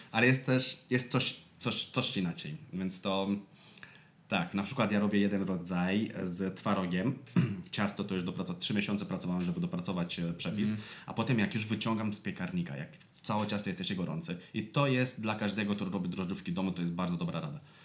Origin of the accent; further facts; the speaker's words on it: Moldavia, Romania; Polish is a second language; moved away as an adult; also born or lived in London, United Kingdom / Scotland / Spain; now in Poland; Ja jestem z Mołdawii